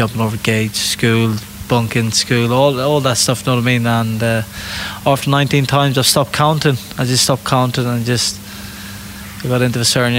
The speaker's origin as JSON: {"language": "English", "region": "England", "country": "United Kingdom", "said": "I'm from England. My family's based in Ireland, was from Ireland, yep, years ago, and we're Irish travellers."}